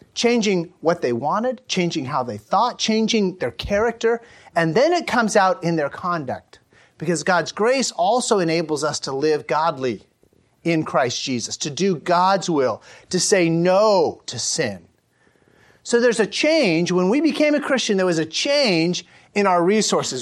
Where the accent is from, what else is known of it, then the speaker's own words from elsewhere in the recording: United States; an American cis-, citizen